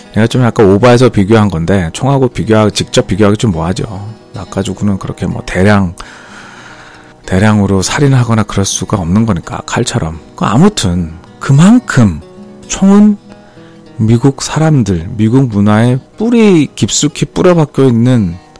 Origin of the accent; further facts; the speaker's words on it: South Korea; now in United States; 우리 총이 없는 한국 사람으로서는